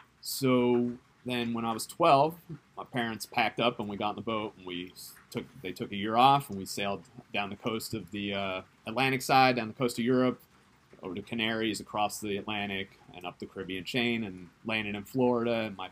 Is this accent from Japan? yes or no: yes; Japan; born there; also born or lived in South Africa / Tulsa, United States / Netherlands; I was born in Japan, and we moved to South Africa, we moved to Tulsa, Oklahoma, we moved to Holland, we lived in Holland for 8 years